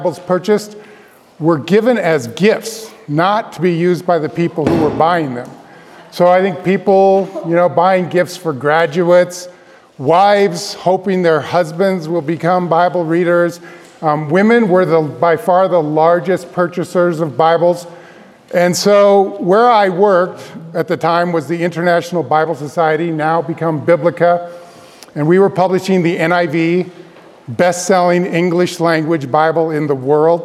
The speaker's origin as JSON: {"language": "English", "town": "Denver", "region": "Colorado", "country": "United States", "tie": "born or raised there", "also_born_or_lived": "Grand Rapids, Michigan / Palmer Lake, Colorado", "said": "I grew up in Denver, Colorado"}